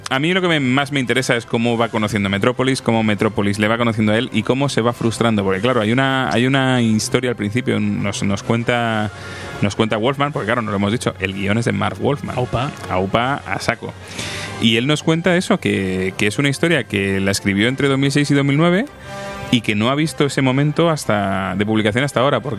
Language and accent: Spanish; Madrid, Community of Madrid, Spain; Claro, yo soy un chico de Madrid, de ciudad y.